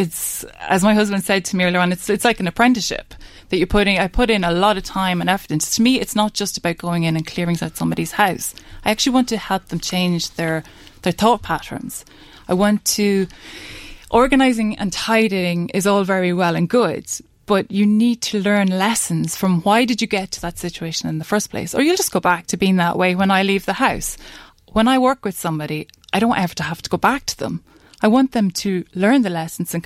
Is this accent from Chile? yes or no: no; Ireland; As Irish people